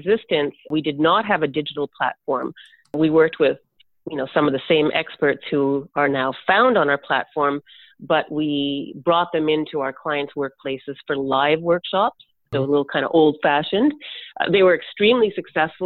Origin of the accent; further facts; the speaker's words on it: Canada; me as a Canadian